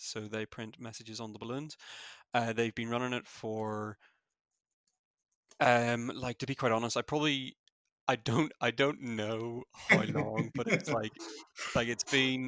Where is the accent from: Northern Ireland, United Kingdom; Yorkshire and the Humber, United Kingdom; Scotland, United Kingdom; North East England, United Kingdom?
Northern Ireland, United Kingdom; Newtownabbey; Where I'm from is a wee town just outside of Belfast called Newton Abbey. Yeah, it's the accent.